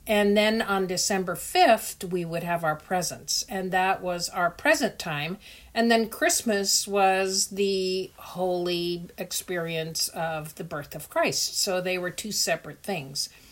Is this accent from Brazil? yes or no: no; Netherlands; born or raised there; also born or lived in Indonesia